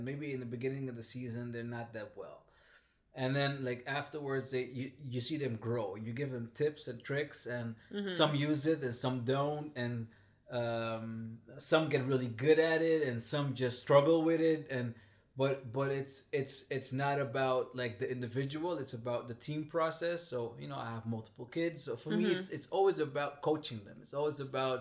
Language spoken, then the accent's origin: English; Amsterdam, North Holland, Netherlands; Born and raised in Amsterdam, Southeast.